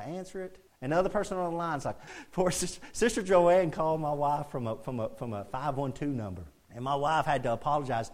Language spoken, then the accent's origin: English; United States; our nation, as this American nation